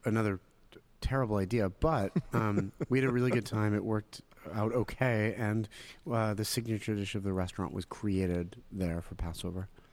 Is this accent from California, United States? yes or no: no; Pittsburgh, Pennsylvania, United States; moved away as an adult; also born or lived in Israel; now in Philadelphia, United States; Was born in Israel, but I grew up in Pittsburgh